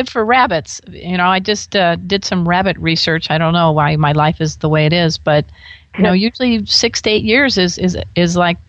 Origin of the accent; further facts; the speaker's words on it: Crown Point, Indiana, United States; We are both Hoosiers.